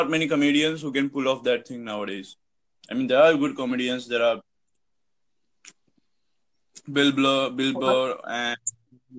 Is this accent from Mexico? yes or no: no; India; I'm from India